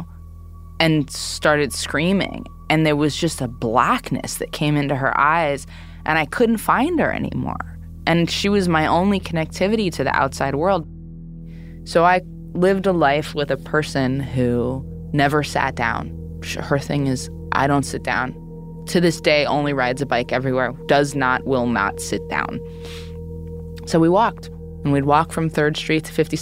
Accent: New York City, New York, United States; I grew up in the East Village, in Manhattan, I was born in 1985

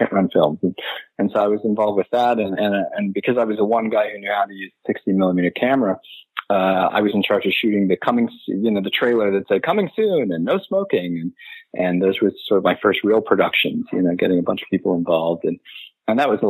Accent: Omaha, Nebraska, United States; moved away as an adult; I'm from Omaha, Nebraska. Grew up in Omaha

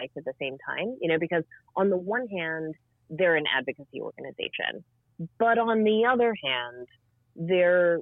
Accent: American South, United States; I grew up in the American South

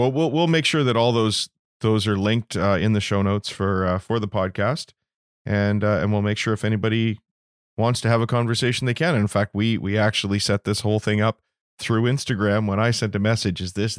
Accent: Toronto, Ontario, Canada; now in British Columbia, Canada; I'm in British Columbia, but I actually grew up in Toronto

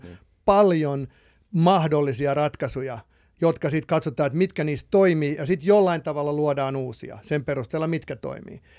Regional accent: Finland; moved away as an adult; also born or lived in Los Angeles, United States / Texas, United States / Palo Alto, United States; now in United States; mä oon lähtöisin tietysti Suomesta

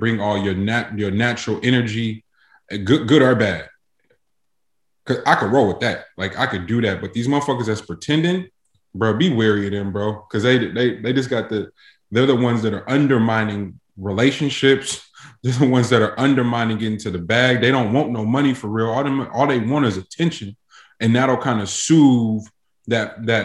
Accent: North Carolina, United States; I'm from North Carolina

